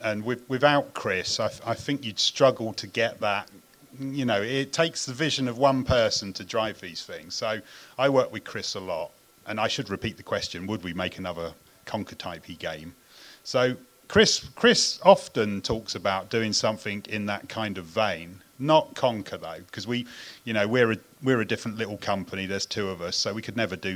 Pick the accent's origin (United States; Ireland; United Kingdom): United Kingdom; moved away; as a Brit